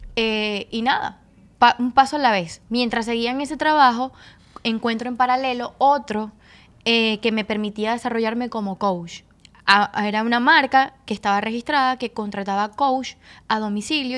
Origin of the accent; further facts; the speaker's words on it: Caracas, Miranda, Venezuela; moved away as an adult; now in Dominican Republic; Yo soy de Caracas, Venezuela, específicamente de Petare.